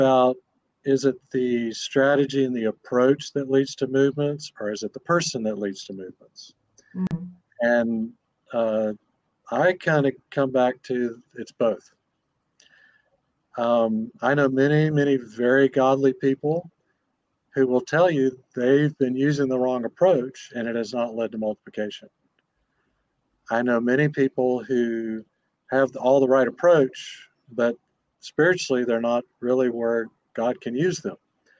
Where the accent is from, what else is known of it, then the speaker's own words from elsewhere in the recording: Indonesia; born there; I was born in Indonesia. My parents were gospel workers there.